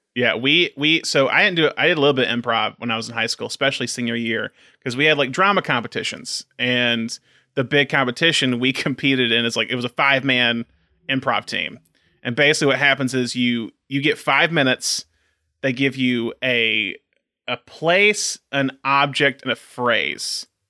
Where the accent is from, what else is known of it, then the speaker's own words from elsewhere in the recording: Tuscaloosa, Alabama, United States; our hometown, Alabama, Tuscaloosa.